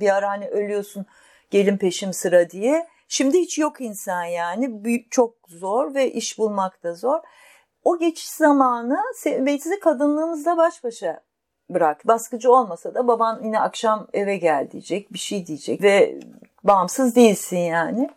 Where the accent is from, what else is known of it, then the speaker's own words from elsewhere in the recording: Istanbul, Turkey; E, büyük şehirde İstanbul'da yaşıyorduk ergenliğimden itibaren